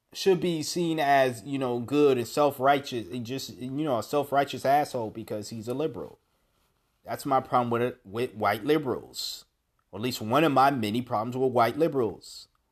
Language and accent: English; United States; an American